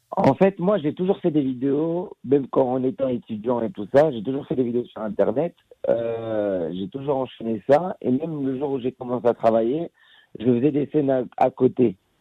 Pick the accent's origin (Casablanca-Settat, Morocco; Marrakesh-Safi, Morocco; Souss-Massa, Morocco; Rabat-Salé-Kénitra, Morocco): Casablanca-Settat, Morocco; Casablanca; moved away as an adult; now in France; je suis un fils de Casablanca, j'ai grandi, je suis un enfant de Casablanca, j'ai grandi au Maroc.